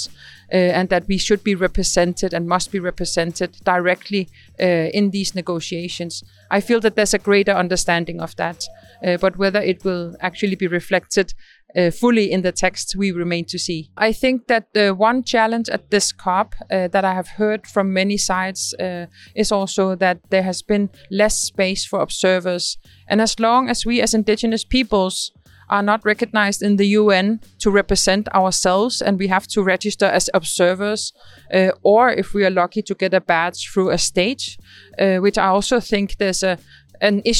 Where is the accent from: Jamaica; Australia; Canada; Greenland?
Greenland; I'm from Greenland